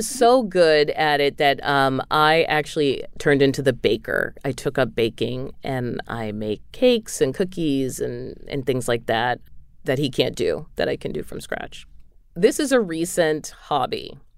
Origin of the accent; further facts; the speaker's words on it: New England, United States; moved away; in New England, we call them subs